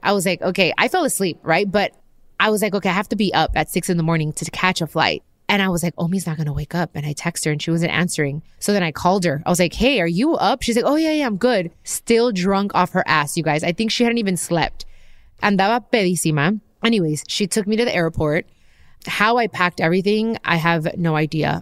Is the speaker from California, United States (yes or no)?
yes; Long Beach, California, United States; I'm from Long Beach. We're both Mexican-American